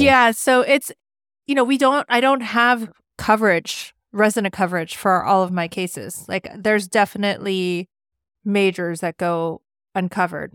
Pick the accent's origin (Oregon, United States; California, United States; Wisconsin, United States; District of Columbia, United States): California, United States; moved away as an adult; also born or lived in Rhode Island / Rochester, New York / Pittsburgh / Washington, D.C.; now in Cleveland, United States; I grew up in California, and then I came to the East Coast